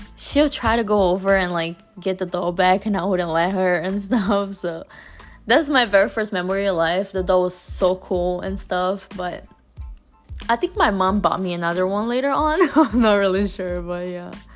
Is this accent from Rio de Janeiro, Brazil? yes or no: no; São Paulo, Brazil; I was born in Brazil